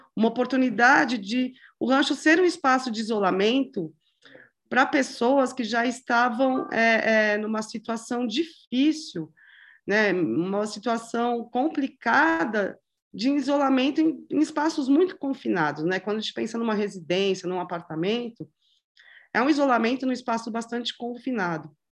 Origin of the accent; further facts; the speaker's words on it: São Paulo, Brazil; moved away as an adult; also born or lived in Paraná; sempre morou em São Paulo. É, a gente tinha uma vida uma vida de, infância, adolescência, estudando, faculdade